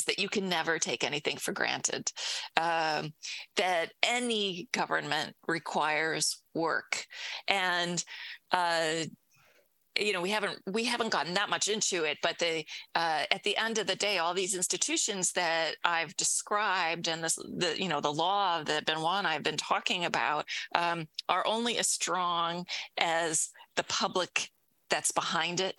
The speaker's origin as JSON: {"language": "English", "country": "United States", "said": "as an American"}